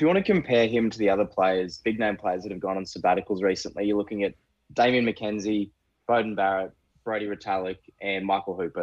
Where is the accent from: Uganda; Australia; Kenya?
Australia; Queensland; I'm from Queensland.